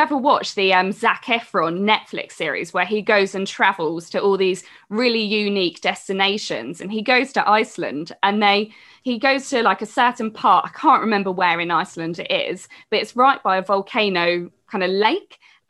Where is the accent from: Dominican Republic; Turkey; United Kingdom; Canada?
United Kingdom; England; as English, like we are quite lazy when it comes to traveling. Like, I'm so bad with not being able to speak many kind of different languages.